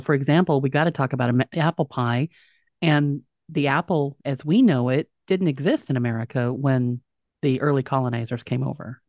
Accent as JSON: {"language": "English", "region": "Texas", "country": "United States", "tie": "born or raised there", "said": "where I grew up in Texas"}